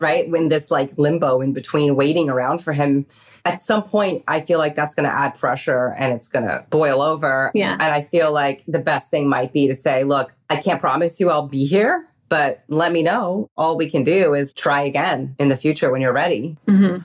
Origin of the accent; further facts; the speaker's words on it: New York, United States; I grew up in New York